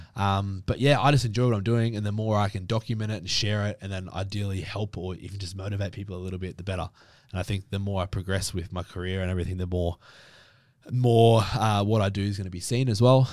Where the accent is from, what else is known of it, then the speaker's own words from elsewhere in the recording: Brisbane, Queensland, Australia; now in Victoria, Australia; I grew up in Brisbane, so up in Queensland